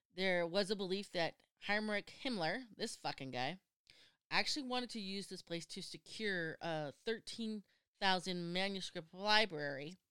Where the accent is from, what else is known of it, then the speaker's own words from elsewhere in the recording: United States; I'm American